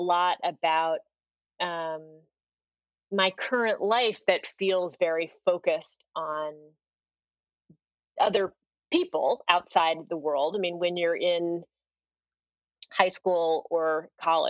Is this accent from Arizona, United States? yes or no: no; Washington, District of Columbia, United States; I grew up in Washington, D.C.